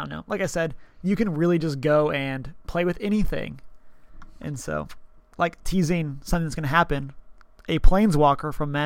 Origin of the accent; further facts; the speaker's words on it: Texas, United States; I'm from Texas